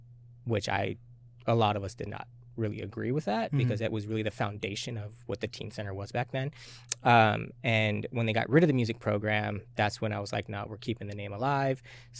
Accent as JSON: {"language": "English", "town": "Tacoma", "region": "Washington", "country": "United States", "tie": "born or raised there", "also_born_or_lived": "Japan / California / Colorado / Hawaii", "said": "I guess I could say I grew up in Tacoma. I was born military, so"}